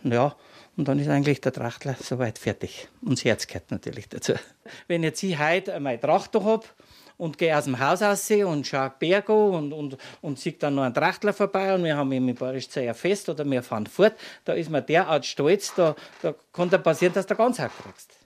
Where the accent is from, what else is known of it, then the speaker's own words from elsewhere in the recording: Bayrischzell, Bavaria, Germany; ein gebürtiger Bayerisch Zeller